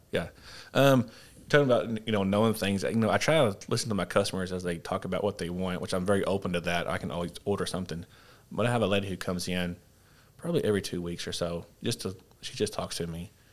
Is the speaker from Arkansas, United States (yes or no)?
yes; Paragould, Arkansas, United States; growing up in Perigold